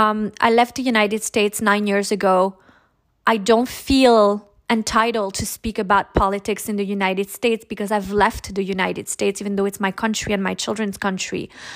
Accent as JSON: {"language": "English", "country": "Monaco", "said": "I am your host from Monaco."}